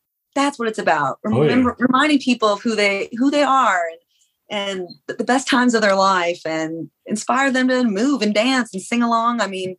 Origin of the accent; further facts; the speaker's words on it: Knob Noster, Missouri, United States; born there; Well, I was born on Whiteman Air Force Base, and that's in Knobnostra, Missouri.